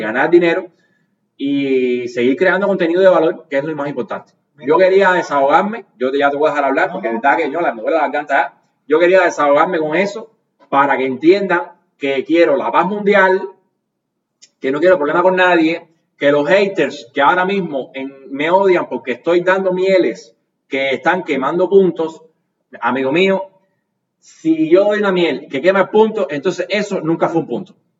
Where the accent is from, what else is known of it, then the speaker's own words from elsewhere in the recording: Cuba; como youtuber cubano